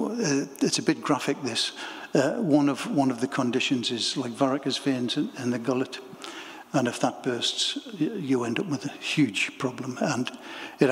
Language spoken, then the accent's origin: English; Bedlington, North East England, United Kingdom; also born or lived in Wallsend; I was born in Bedlington, mining village.